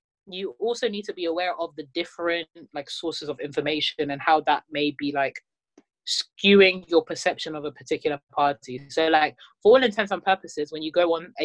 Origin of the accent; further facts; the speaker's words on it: London, United Kingdom; I'm someone that has been born and raised in North London, Tottenham specifically